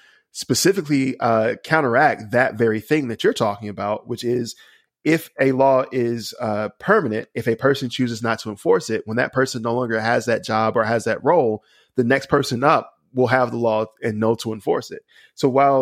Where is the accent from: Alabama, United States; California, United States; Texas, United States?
Alabama, United States; I'm from Alabama